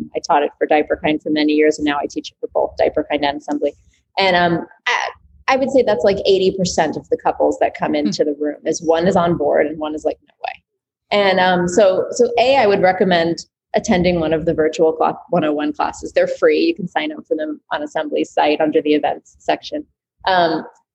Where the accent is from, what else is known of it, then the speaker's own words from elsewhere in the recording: New York City, New York, United States; growing up in New York City in small quarters